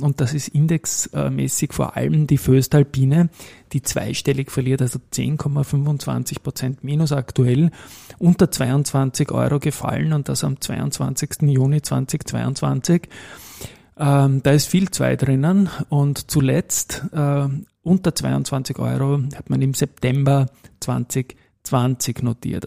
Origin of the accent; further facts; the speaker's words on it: Austria; bei uns in Österreich